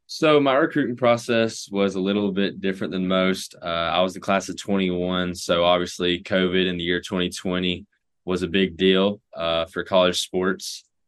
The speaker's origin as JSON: {"language": "English", "town": "Knoxville", "region": "Tennessee", "country": "United States", "tie": "born or raised there", "also_born_or_lived": "Cleveland, Tennessee", "said": "I was actually born in the University of Tennessee's hospital"}